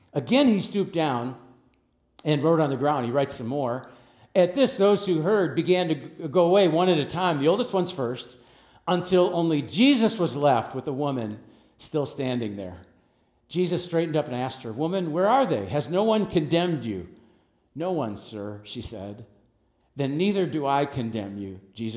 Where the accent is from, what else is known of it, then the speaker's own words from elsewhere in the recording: United States; I grew up in West Dallas